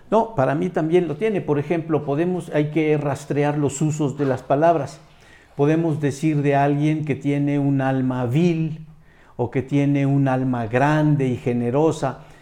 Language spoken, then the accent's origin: Spanish; Mexico